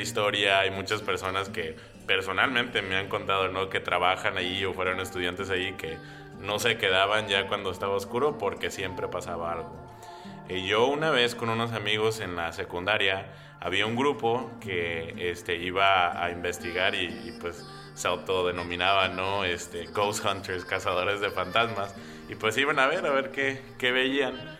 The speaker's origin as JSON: {"language": "Spanish", "town": "Brownsville", "region": "Texas", "country": "United States", "tie": "born or raised there", "moved": "yes", "lives_now": "Hood River, United States", "said": "en el, en el, sur de Texas, allí en la frontera, en la región de donde soy, este se llama el Valle de Río Grande"}